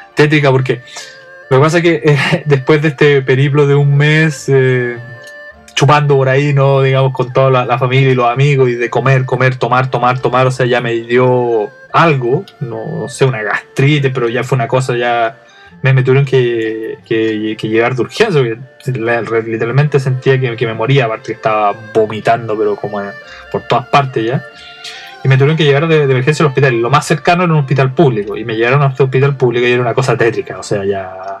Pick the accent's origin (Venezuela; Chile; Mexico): Chile; Santiago, Santiago Metropolitan Region; now in Japan; yo vengo de Santiago